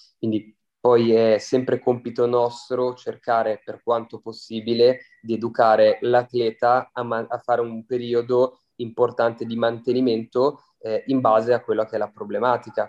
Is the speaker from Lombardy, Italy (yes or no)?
yes; Milan, Lombardy, Italy; sono di Milano